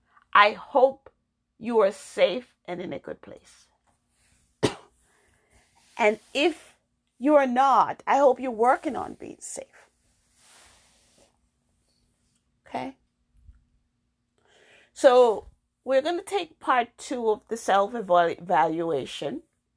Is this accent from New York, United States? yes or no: yes; New York, United States; also born or lived in Jamaica; I am African American, born in Jamaica. I came to the United States when I was 12. I grew up in New York, had my children, then I moved to Massachusetts.